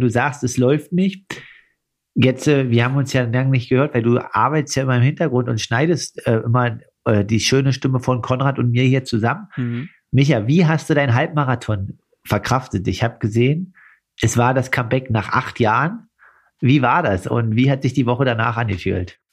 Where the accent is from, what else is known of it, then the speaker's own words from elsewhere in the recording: Altmark, Saxony-Anhalt, Germany; in meiner Heimat Altmark